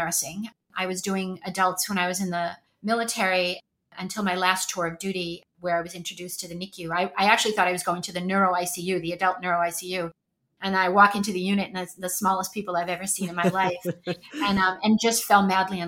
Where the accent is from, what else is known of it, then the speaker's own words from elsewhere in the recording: Boston, Massachusetts, United States; moved away as an adult; also born or lived in Texas / California / New Hampshire; I'm born and raised in Boston, Massachusetts. You might be able to detect a bit of an accent once I start talking and get excited